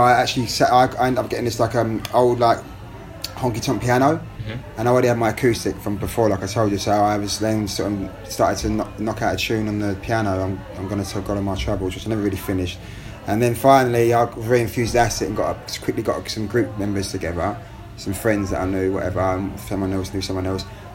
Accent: London, United Kingdom; I was born in London

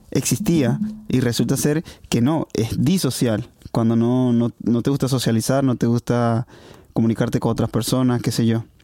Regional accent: Venezuela; now in Hungary

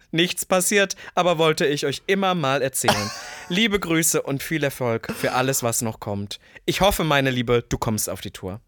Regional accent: Leipzig, Saxony, Germany; also born or lived in Berlin; Leipzig es ist ja der Osten. Das ist meine Heimat

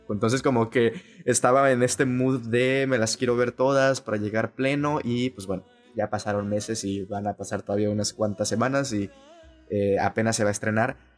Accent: Mexico; como mexicano

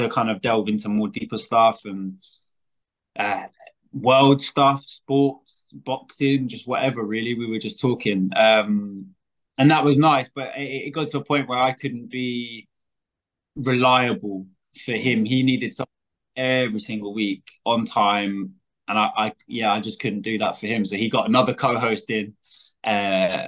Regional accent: Scotland, United Kingdom; I'm from, well, I was brought up in Scotland.

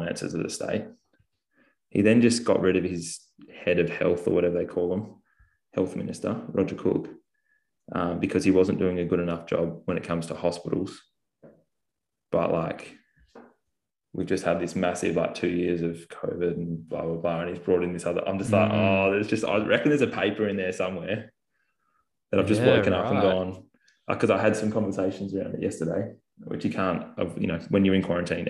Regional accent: Bunbury, Western Australia, Australia; I grew up in Bunbury, which is south of Perth.

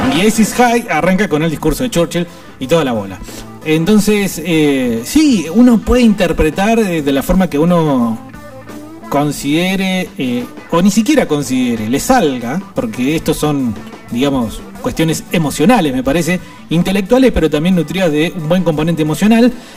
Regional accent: Argentina; nosotros como pueblo argentino

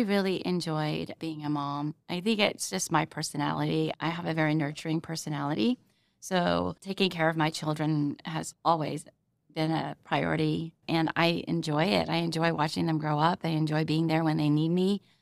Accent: Arlington, Texas, United States; moved away as an adult; now in Oklahoma City, United States; my family finally settled in in Arlington, Texas. And that's basically where I grew up. I lived there for about 22 years.

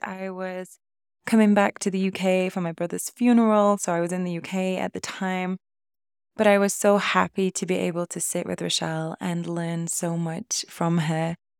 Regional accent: United Kingdom; also born or lived in Costa Rica; I'm in the U K, and coming back to my hometown

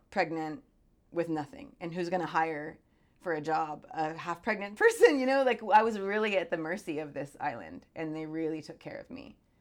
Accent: California, Arizona, Southwest of the US, United States; moved away as an adult; now in Hawaii, United States; I grew up in the Southwest of the U S, California, Arizona.

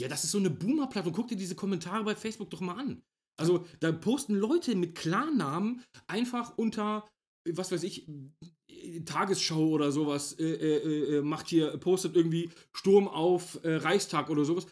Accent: Germany; hier bei uns in Deutschland

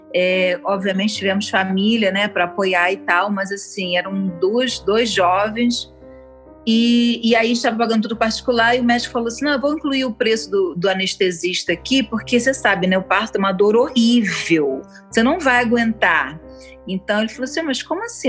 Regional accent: Niterói, Rio de Janeiro, Brazil; Eu sou de Niterói

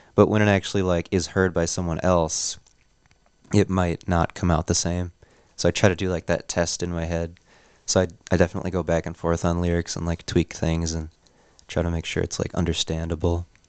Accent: Neenah, Wisconsin, United States; moved away as an adult; now in Oshkosh, United States; we're from Neenah

